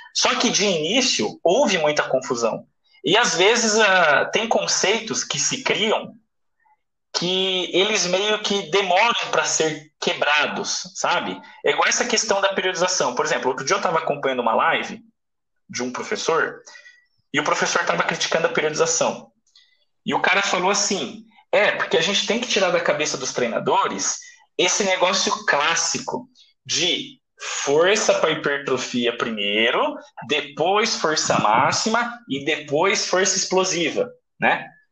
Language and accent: Portuguese; Brazil; moved away as an adult; also born or lived in Russia; eu vim do Brasil